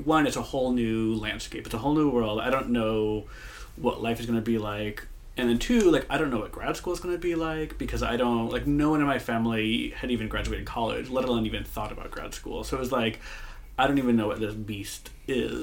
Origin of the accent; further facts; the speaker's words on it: Moline, Illinois, United States; moved away as an adult; now in San Francisco, United States; I grew up in Moline, Illinois